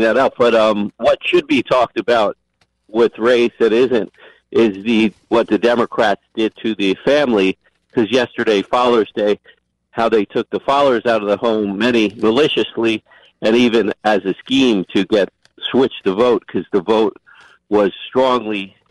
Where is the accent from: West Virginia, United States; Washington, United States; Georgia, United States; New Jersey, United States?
New Jersey, United States; South Orange; in my hometown of South Orange